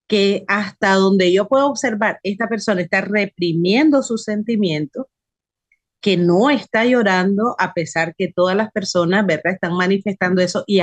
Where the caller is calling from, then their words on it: Nicaragua; Buenas tardes … de Nicaragua, espero que se encuentre